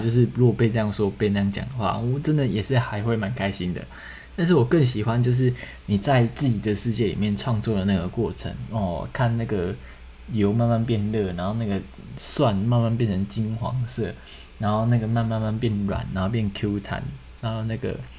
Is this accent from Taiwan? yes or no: yes; Taiwan; moved away as an adult; 我好像是有史以来第一个台湾男生，然后考上戏剧系，然后当演员